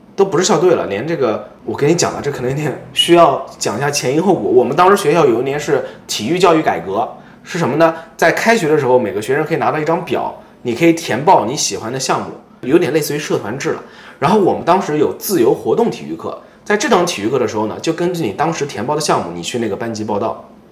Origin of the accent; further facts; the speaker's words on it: Nantong, Jiangsu, China; moved away as an adult; 我也是本地人，我当年毕业的那所学校，我是南通中学的，这个学校在我们那边儿还是比较厉害的